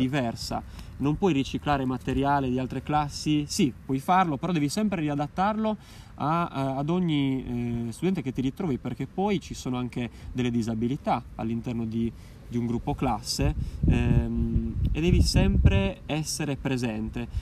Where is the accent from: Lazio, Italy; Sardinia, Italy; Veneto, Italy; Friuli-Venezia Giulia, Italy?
Sardinia, Italy; Alghero; al centro storico di Alghero dove io da ragazzino facevo le, le prime marachelle